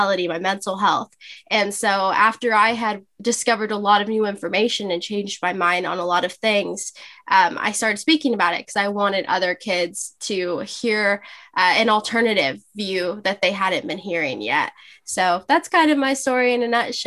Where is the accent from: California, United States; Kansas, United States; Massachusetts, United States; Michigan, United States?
California, United States; Los Angeles; I'm from Los Angeles, California. I've been born and raised here all my life.